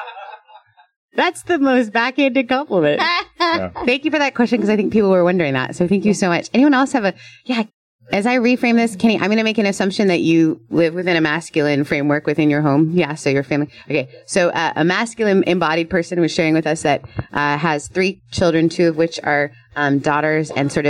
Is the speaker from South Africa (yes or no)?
no; Canada; I'm Canadian.